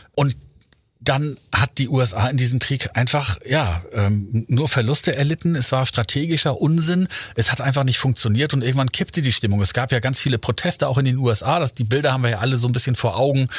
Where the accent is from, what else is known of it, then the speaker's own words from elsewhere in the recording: Germany; wir Deutschen